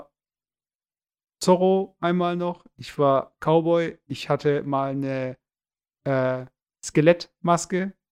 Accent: Hamburg, Germany; wenn ich als Hamburger in äh, die USA

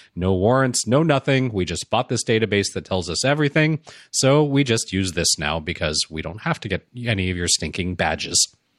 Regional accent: Los Angeles, California, United States; growing up in Los Angeles

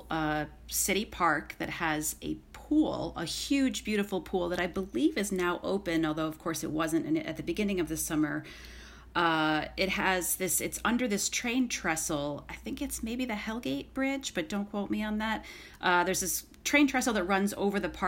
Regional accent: Finger Lakes, New York, United States; now in Queens, United States; I was born and raised and went to school not in New York City.

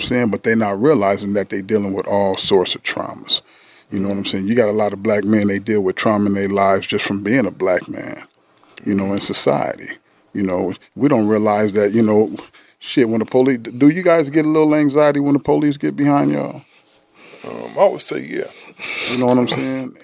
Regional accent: San Diego, California, United States; I'm from San Diego, California

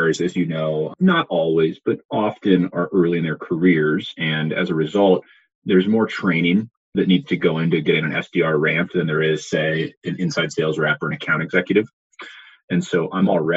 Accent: Silicon Valley, California, United States; I grew up in the Silicon Valley

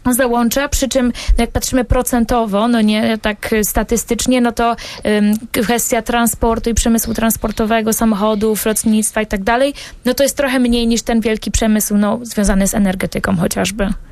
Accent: Bydgoszcz, Kuyavian-Pomeranian Voivodeship, Poland; ja pochodzę z Bydgoszczy, tam się urodziłam

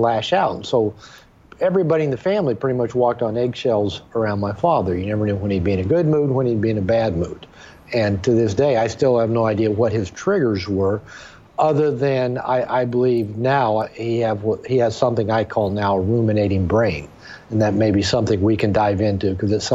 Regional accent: Seattle, Washington, United States; moved away as an adult; now in Puerto Vallarta, Mexico; I'm a native of Seattle, Washington, and when I was growing up in the Seattle area

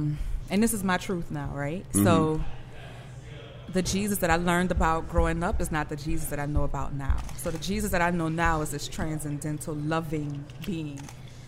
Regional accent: New Orleans, Louisiana, United States; Well, I grew up in New Orleans East, but I went to church uptown.

